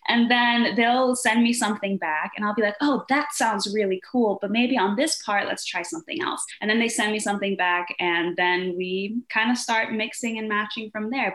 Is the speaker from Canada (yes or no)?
no; Denmark; also born or lived in Brazil; now in New York, United States; I'm from Denmark and I'm also half Brazilian, but I live here in New York